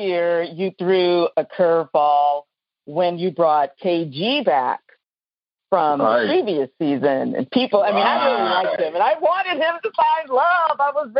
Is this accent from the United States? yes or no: yes; New Orleans, Louisiana, United States; Yeah, and I'm from New Orleans.